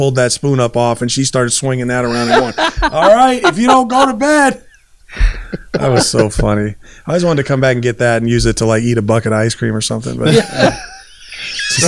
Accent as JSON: {"language": "English", "town": "Lynwood", "region": "California", "country": "United States", "tie": "born or raised there", "said": "I grew up in Linwood, and so South Central"}